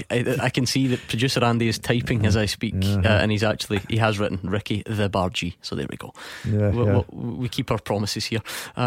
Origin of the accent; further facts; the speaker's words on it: Scotland, United Kingdom; we're Scottish.